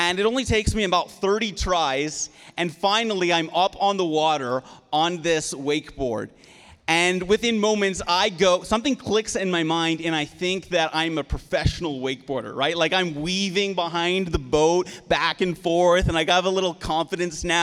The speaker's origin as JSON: {"language": "English", "region": "Prince Edward Island", "country": "Canada", "tie": "born or raised there", "moved": "yes", "said": "I'm from the East Coast of Canada. And so I grew up in Prince Edward Island, and growing up on an island"}